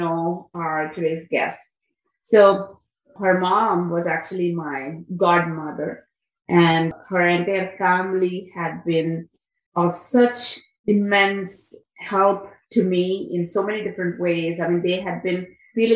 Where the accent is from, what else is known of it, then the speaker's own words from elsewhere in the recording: India; I'm from India